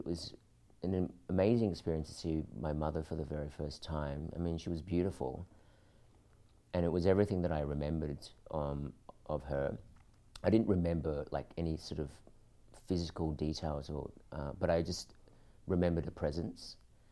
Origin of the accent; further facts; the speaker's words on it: Australia; also born or lived in Philippines; growing up in Australia, I looked Filipino, but inside I felt Australian.